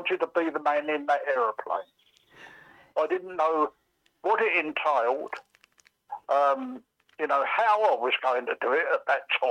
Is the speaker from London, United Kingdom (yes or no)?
yes; London, United Kingdom; accent: Cockney; also born or lived in Reading; a Cockney born in a depression in 1933 in a slum.